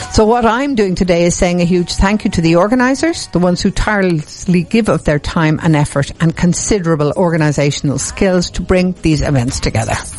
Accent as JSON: {"language": "English", "town": "Dublin", "region": "Leinster", "country": "Ireland", "said": "I'm from Dublin"}